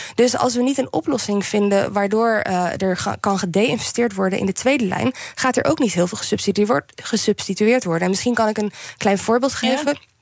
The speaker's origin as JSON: {"language": "Dutch", "country": "Netherlands", "moved": "as an adult", "said": "ik uit Nederland ben weggegaan"}